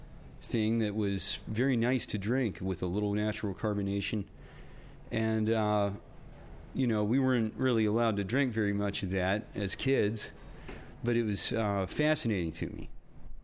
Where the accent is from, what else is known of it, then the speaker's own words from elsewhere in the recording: Romney, West Virginia, United States; I grew up in Romney.